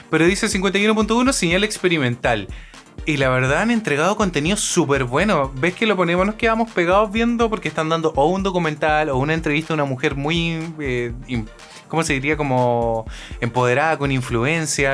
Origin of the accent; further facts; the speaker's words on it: Chile; moved away as an adult; now in Japan; mi país